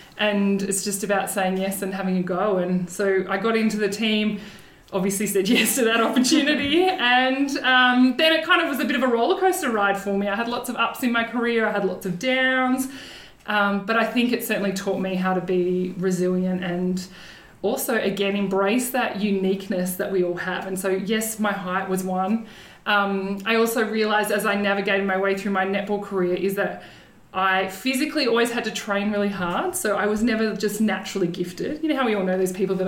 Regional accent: Somerville, Victoria, Australia; I grew up on the Mornington Peninsula. I grew up in Somerville

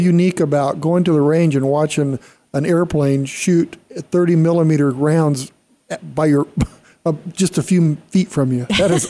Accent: Arizona, United States; I lived in this valley all my life

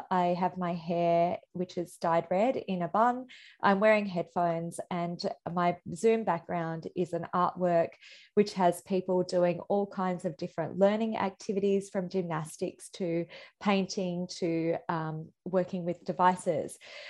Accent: India; now in Australia; I'm a migrant myself. I'm an Indian Australian.

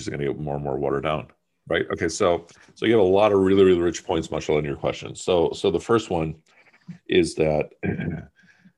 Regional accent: United States; also born or lived in Pakistan; I went to high school here, my sister went to high school there, so forth, so on, to emphasize that I'm about as close to being a son of the soil as possible, even though I was born in Pakistan

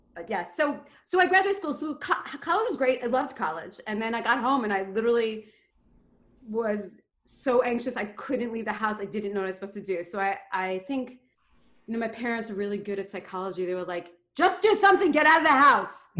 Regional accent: New York City, New York, United States; I come from Queens and they have no money and it's pretty blue collar

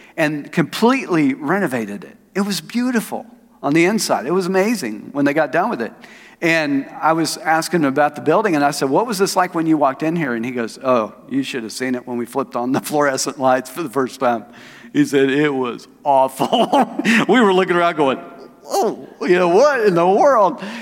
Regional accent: Tulsa, Oklahoma, United States; moved away as an adult; also born or lived in Phoenix, Arizona; I moved from Tulsa to Phoenix Arizona

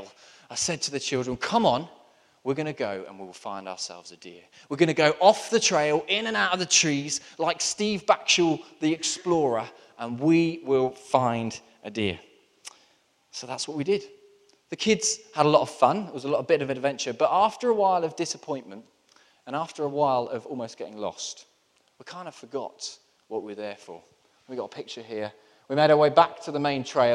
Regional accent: Southampton, South East England, United Kingdom; I grew up in Southampton, which is very close to the New Forest.

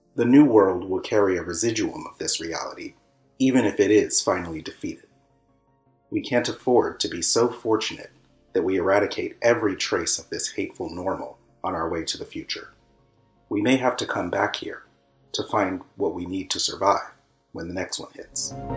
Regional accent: United States; I'm African American.

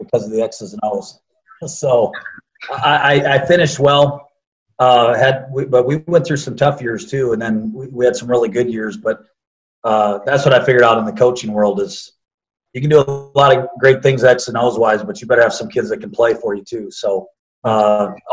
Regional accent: Cresco, Iowa, United States; now in Texas, United States; I'm from a town of about 4,500 people in the northeast corner of Iowa, about 20 hours away. Yep, Cresco, Iowa.

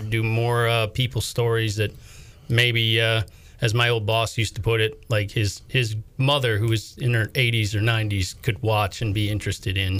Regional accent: Minnesota, United States; moved away as an adult; also born or lived in Bangor, Maine; now in North Carolina, United States; originally from Minnesota, worked in a couple markets in Minnesota before moving back to Maine.

